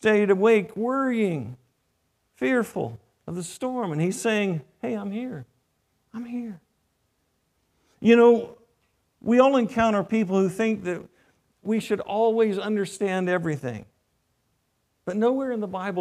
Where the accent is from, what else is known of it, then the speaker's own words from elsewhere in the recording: North Carolina, United States; moved away; I grew up in North Carolina